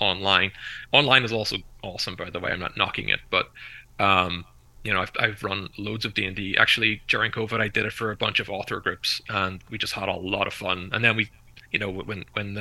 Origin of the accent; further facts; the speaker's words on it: Belfast, Northern Ireland, United Kingdom; I'm from Belfast, but I live near the north coast now